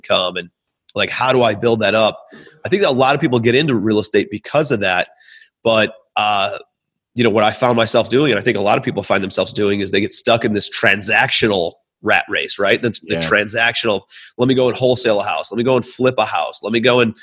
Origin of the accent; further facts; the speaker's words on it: Cleveland, Ohio, United States; also born or lived in New York; I'm from Cleveland, Ohio originally. That's where I'm calling you from